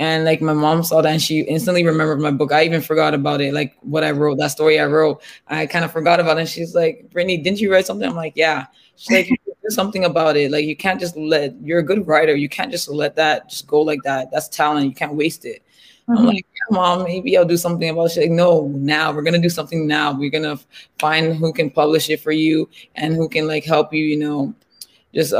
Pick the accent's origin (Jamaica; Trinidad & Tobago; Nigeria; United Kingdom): Nigeria; now in Canada; I'm a Nigerian born Canadian